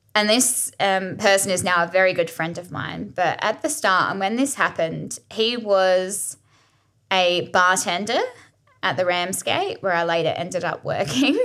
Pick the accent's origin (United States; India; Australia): Australia; Adelaide, South Australia; also born or lived in Gili Trawangan, Indonesia; I was born and raised in Adelaide, and I love it here